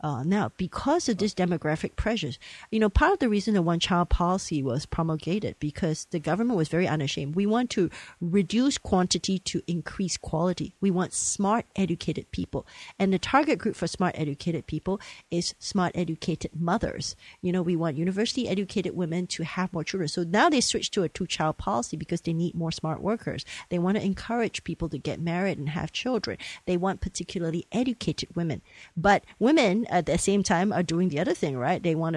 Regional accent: Malaysia; moved away; I'm a third generation of Chinese. I grew up in Malaysia

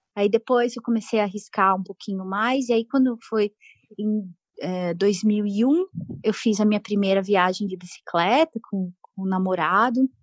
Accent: São Bernardo do Campo, São Paulo, Brazil; moved away as an adult; eu nasci e cresci numa cidade do ABC Paulista, aqui no sudeste do Brasil, é São Bernardo

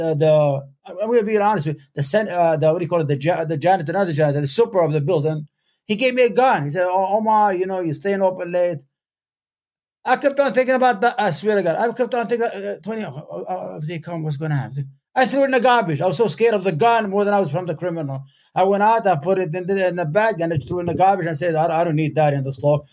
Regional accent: Yemen; now in upstate New York, United States; I'm from Yemen.

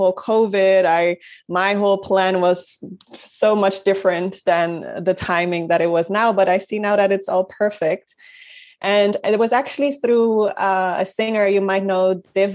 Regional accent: Netherlands; also born or lived in Rotterdam; I'm from Holland. I live in Rotterdam

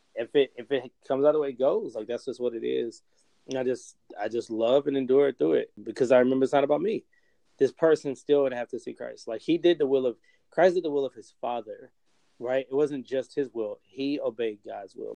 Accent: Roanoke, Virginia, United States; in my hometown, I live in Roanoke. Uh, we Roanoke, Virginia.

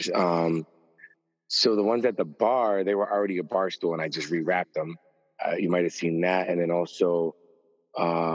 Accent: Springfield, Massachusetts, United States; I grew up in Springfield

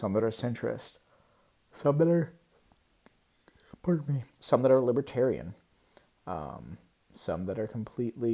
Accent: United States; I'm an American

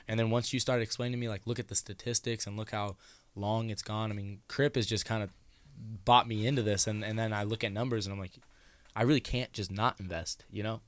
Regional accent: Denison, United States; we grew up together in Denison

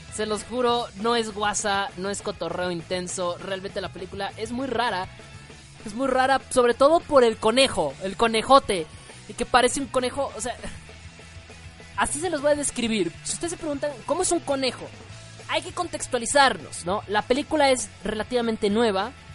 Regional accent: Mexico; soy mexicano

